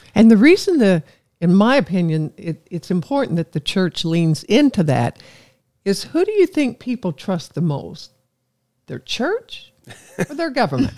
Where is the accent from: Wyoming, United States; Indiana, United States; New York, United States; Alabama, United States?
Indiana, United States; Evansville; I love my hometown, Evansville